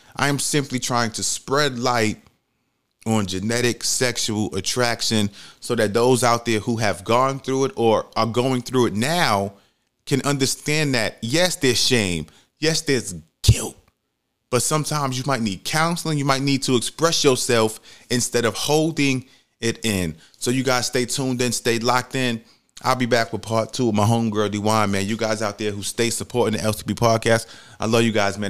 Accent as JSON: {"language": "English", "town": "New York City", "region": "New York", "country": "United States", "also_born_or_lived": "Georgia", "moved": "as an adult", "said": "when I first moved to Georgia, I'm from New York City"}